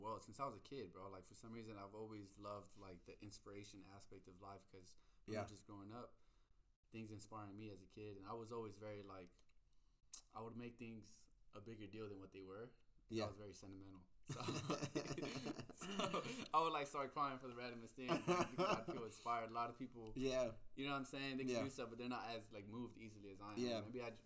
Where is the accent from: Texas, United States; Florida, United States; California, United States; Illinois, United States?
California, United States; the Valley; also born or lived in Little Rock (likely Littlerock, California) / Australia; I was born in the Valley